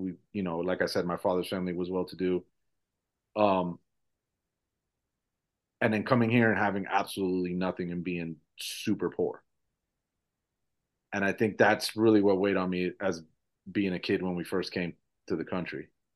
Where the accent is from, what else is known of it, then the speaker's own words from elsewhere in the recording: Kissimmee, Florida, United States; first language Spanish; English is a second language; also born or lived in Mexico City, Mexico / Fort Lauderdale; I was born in Mexico City, in Mexico, but came very young to Central Florida.